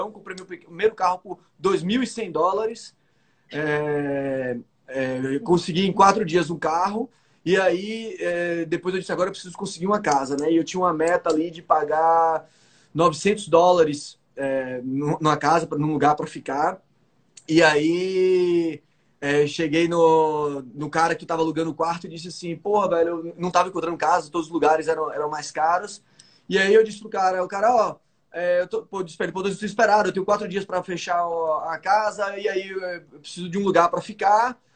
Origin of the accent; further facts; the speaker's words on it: Bahia, Brazil; moved away as an adult; now in Miami, United States; eu sou da Bahia. Aí ele já respondeu em, em português para mim, você é baiano? Eu disse, pô, sou baiano.